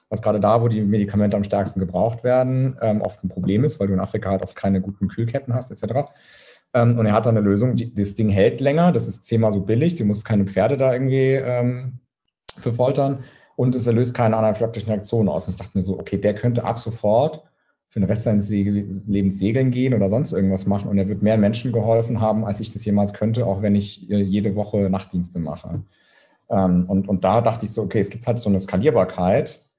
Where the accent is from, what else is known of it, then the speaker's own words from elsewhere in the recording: Saarbrücken, Saarland, Germany; Ich komme aus Saarbrücken übrigens, deswegen ist mir das gerade eingefallen. Keine Diskriminierung von Saarländern.